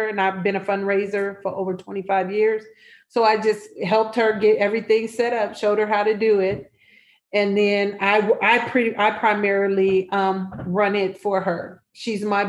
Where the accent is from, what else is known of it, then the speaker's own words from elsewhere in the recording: Nebraska, United States; now in Chicago, United States; I'm originally from Nebraska